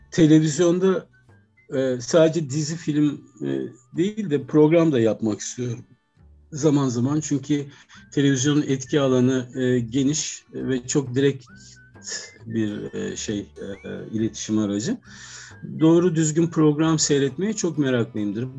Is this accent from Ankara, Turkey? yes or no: yes; Ankara, Turkey; 70'li yıllarda çok küçükken Ankara'da e, Zengin Mutfağı'nı seyretmiştim.